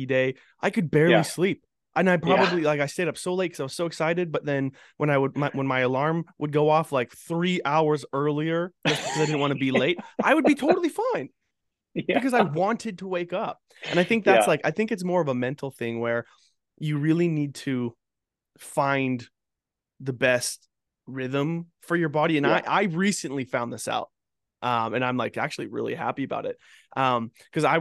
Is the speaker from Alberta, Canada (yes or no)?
yes; Fort McMurray, Alberta, Canada; I grew up in Fort McMurray